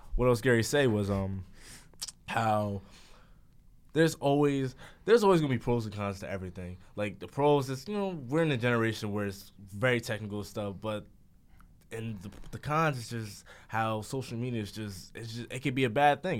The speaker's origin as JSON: {"language": "English", "country": "United States", "tie": "born or raised there"}